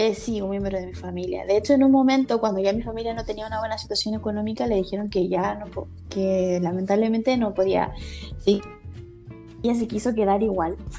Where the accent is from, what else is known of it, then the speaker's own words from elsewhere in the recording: Valparaíso, Chile; moved away as an adult; also born or lived in Barcelona, Spain; now in Spain; famoso en Valparaíso, donde yo nací